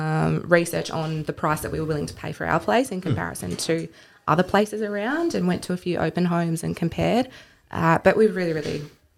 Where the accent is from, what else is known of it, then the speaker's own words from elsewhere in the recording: Launceston, Tasmania, Australia; I grew up in Launceston